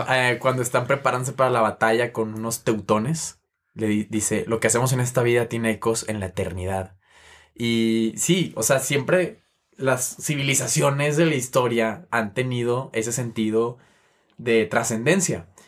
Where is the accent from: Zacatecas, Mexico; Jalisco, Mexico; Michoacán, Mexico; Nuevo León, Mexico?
Nuevo León, Mexico; Monterrey; yo soy de Monterrey